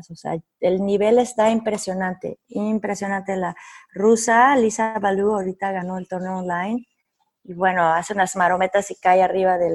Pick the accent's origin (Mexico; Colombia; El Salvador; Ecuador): Mexico; No sé si soy la única mexicana